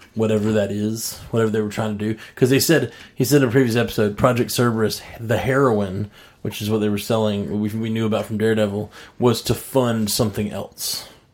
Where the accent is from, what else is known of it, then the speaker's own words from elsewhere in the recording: Birmingham, Alabama, United States; I'm the one from Birmingham, Alabama that does music